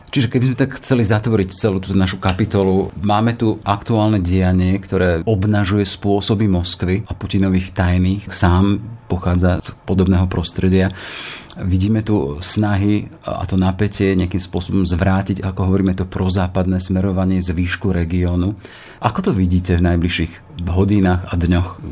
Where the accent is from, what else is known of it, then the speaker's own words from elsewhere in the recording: Slovakia; my Slováci